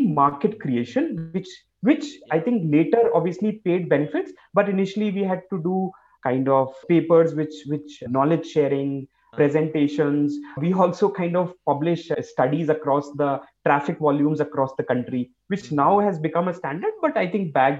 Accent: India; as an Indian

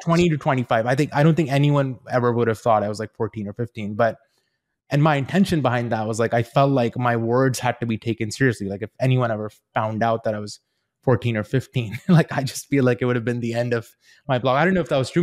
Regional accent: Queenstown, Otago, New Zealand; also born or lived in India / Invercargill, New Zealand; I grew up in a very small town in New Zealand, a s, a town called Queenstown.

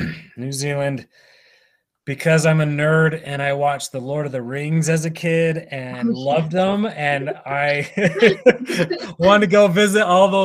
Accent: Ogden, Utah, United States; I've lived in Utah my entire life. I grew up in Ogden

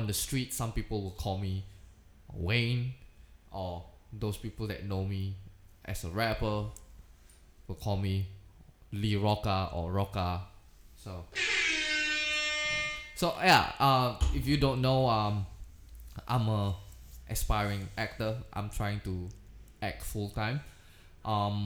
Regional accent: Indonesia; now in Singapore; Because I was originally from Indonesia. So I was Indonesian.

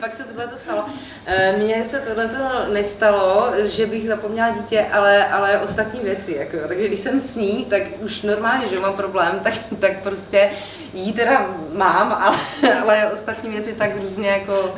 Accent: Olomouc, Olomouc Region, Czechia; dětství jsem prožila v Olomouci

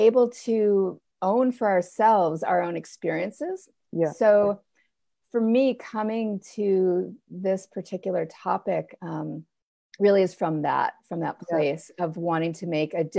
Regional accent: East Coast of the U.S., United States; now in Mount Shasta, United States; I live in Mount Shasta, California. I'm from the East Coast of the U.S. originally.

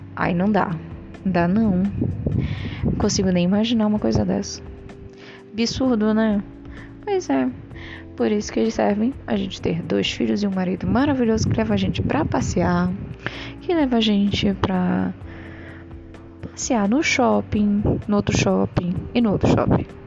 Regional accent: Brazil; sou do Brasil

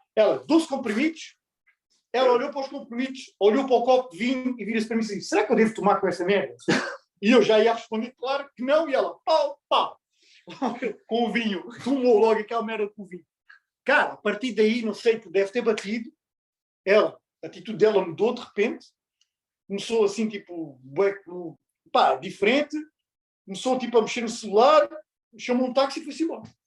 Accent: Portugal; moved away; Nós todos já vivemos, sou português, nós todos já vivemos em Portugal

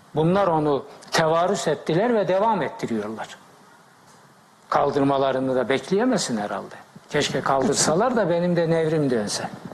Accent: Black Sea Region, Turkey; Ben Karadeniz çocuğuyum

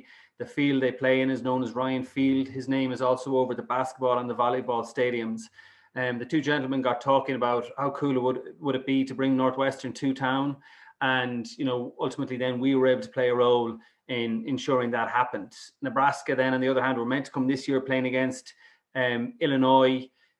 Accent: Galway, Connacht, Ireland; moved away as an adult; now in Dublin, Ireland; I'm originally from Galway, so I'm Ireland and Galway through and through, and I've been up in Dublin for 20-odd years

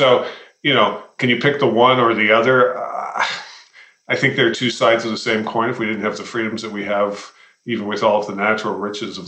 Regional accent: Toronto, Ontario, Canada; moved away as an adult; also born or lived in London, Ontario / Montreal / Washington, District of Columbia, United States; now in Calgary, Canada; I grew up in Toronto

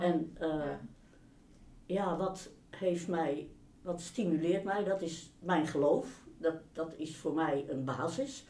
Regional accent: Rotterdam, South Holland, Netherlands; Ik ben opgegroeid in Rotterdam

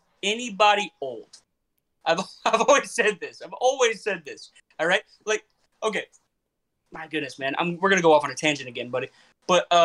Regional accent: Florida, United States; I'm from Florida

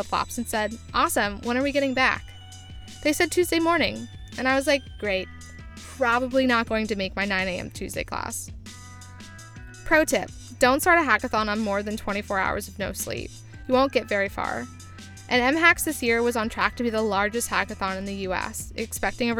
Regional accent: United States; As an American

